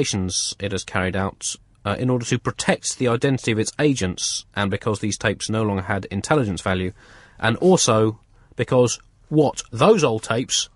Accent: United Kingdom; we're British.

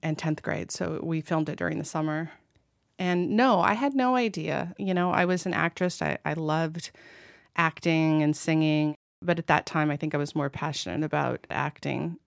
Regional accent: United States; moved away as an adult; also born or lived in France; I grew up in America

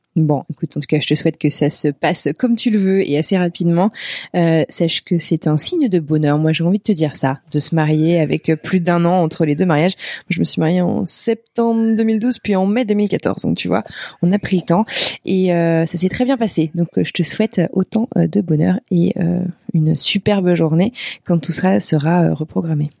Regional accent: Brittany, France; moi je viens de Bretagne

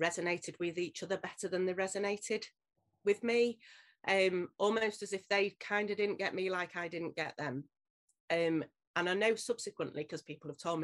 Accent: Leeds, Yorkshire and the Humber, United Kingdom; born and bred in Leeds, still in Leeds, not far from where I was born and bred

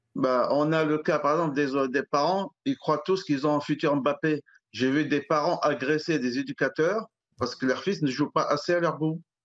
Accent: Alfortville, Île-de-France, France; j'ai grandi à Alfortville

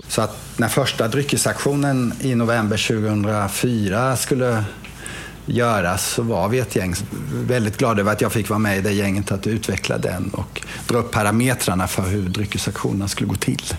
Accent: Lagan, Kronoberg County, Sweden; moved away; jag är då uppväxt i Lagan

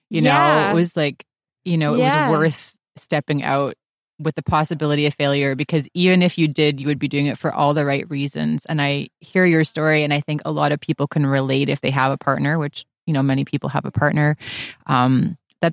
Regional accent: Vancouver, British Columbia, Canada; moved away; I'm from Vancouver originally.

